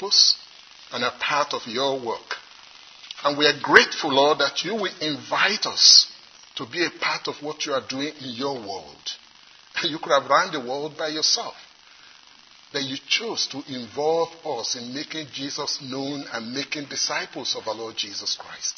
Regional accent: Nigeria; accent: Nigerian; now in South Carolina, United States; In the part of the world where I come from, some of you may have been able to guess already, I come from Nigeria, although I live in South Carolina now.

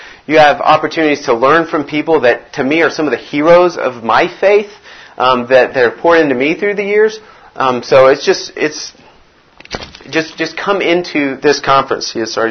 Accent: Brazil; I grew up in Brazil. I was a missionary kid. My parents moved to Brazil when I was 3 years old.

